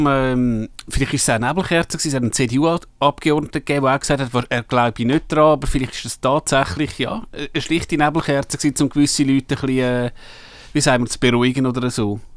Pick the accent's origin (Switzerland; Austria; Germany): Switzerland; da können wir als Schweizer nicht viel machen.